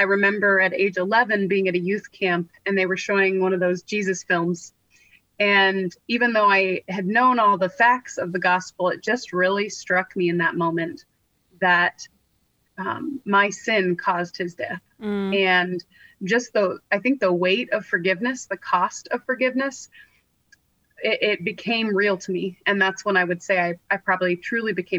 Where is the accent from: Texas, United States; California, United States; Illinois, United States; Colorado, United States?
California, United States; I grew up in California